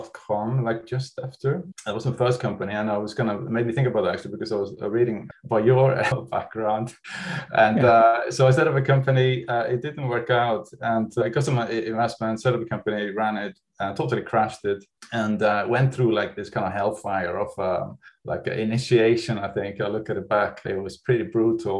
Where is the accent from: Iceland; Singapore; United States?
Iceland; moved away as an adult; now in United Kingdom; so I'm from Iceland and I came to the UK in 1990 to study architecture.